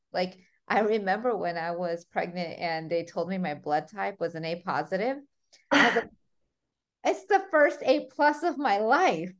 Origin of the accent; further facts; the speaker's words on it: United States; English is a second language; also born or lived in Armenia; I was five when my parents moved from Armenia to America